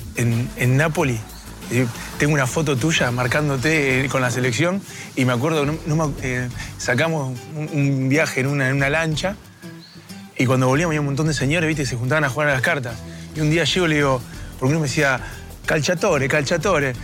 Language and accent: Spanish; Argentina; el argentino vive cerca de Uruguay y hasta hablamos parecido